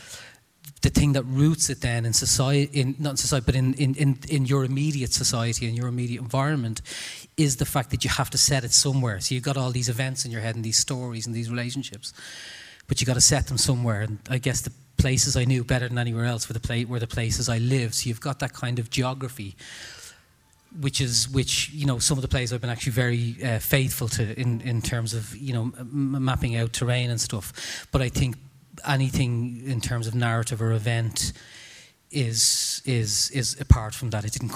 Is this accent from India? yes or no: no; Dublin, Leinster, Ireland; I'm from Tala and I grew up in, you know, a supposedly very tough environment